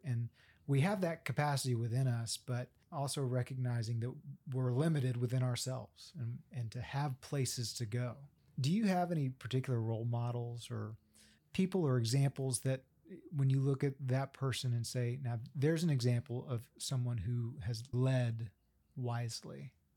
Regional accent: Central Texas, United States; now in Oklahoma, United States; I'm from Central Texas

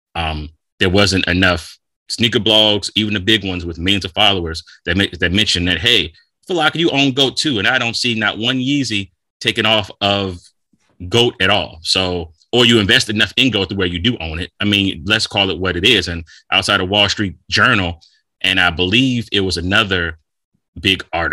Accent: United States; being American

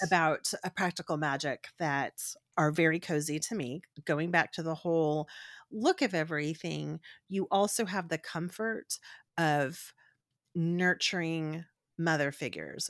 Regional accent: Corpus Christi, Texas, United States; I'm from South Texas, I'm from Corpus Christi

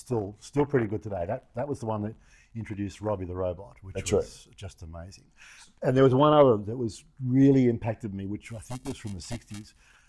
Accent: Australia; now in United States; We just did not get what you got here in America.

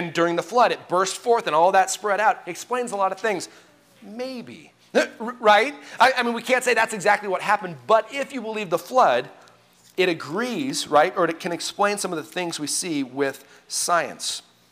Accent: Colorado, United States; I grew up in Colorado

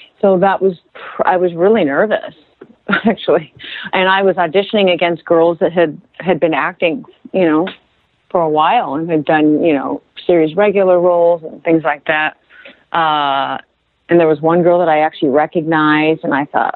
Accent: Los Angeles, California, United States; I'm from L.A.

